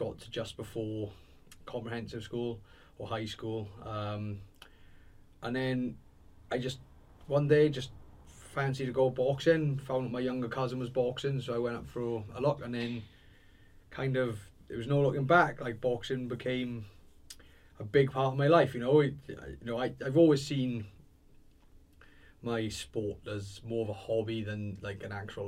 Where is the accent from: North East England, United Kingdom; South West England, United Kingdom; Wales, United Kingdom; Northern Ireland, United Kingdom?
Wales, United Kingdom; Swansea; I grew up in Townhill in Swansea.